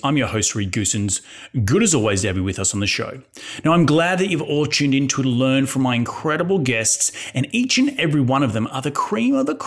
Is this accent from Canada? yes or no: no; Brisbane, Queensland, Australia; my hometown, Brisbane